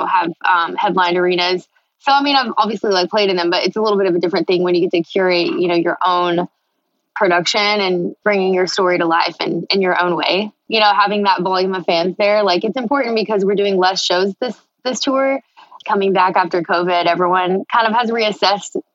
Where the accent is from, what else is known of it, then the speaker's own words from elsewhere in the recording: Texas, United States; I grew up in Texas. What comes out of my mouth always leans country